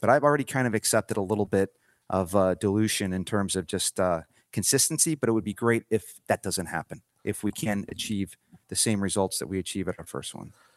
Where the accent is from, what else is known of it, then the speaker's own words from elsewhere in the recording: St. Louis, Missouri, United States; moved away as an adult; now in Denver, United States; born and raised in Saint Louis, Missouri.